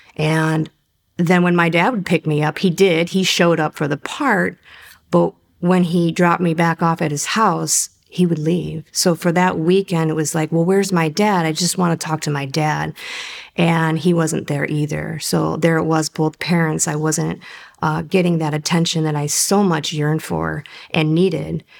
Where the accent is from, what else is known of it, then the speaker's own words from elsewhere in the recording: Cleveland, Ohio, United States; I grew up in Cleveland, Ohio